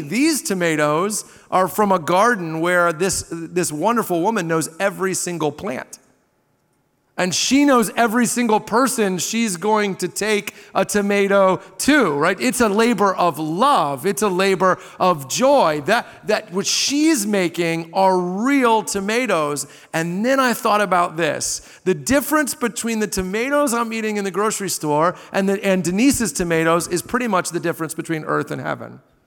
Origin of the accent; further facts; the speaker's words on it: Southern Indiana, United States; I grew up in Southern Indiana on the Ohio River